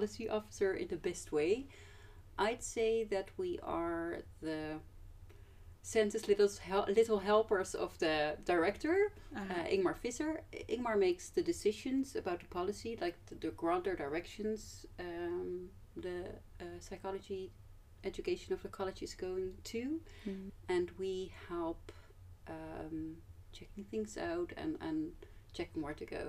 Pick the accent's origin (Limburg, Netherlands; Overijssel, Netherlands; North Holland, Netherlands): North Holland, Netherlands; Amsterdam; also born or lived in Groningen; I am from Amsterdam originally